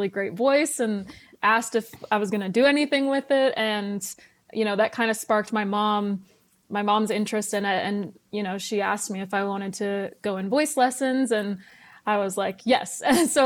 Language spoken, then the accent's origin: English; Weyburn, Saskatchewan, Canada; now in Nashville, United States; I'm from Weyburn, Saskatchewan, and I grew up singing, playing piano, guitar